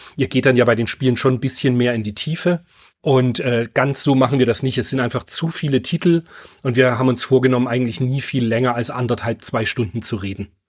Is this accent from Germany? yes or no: yes; Germany; ich bin halt in der DDR groß geworden